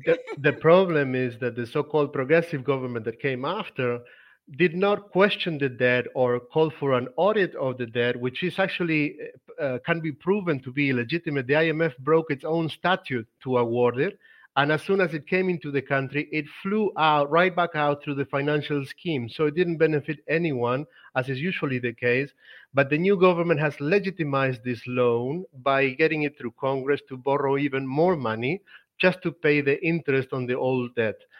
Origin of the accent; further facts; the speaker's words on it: Argentina; moved away as an adult; now in Europe; I've been in Europe for three years. Like I'm from Argentina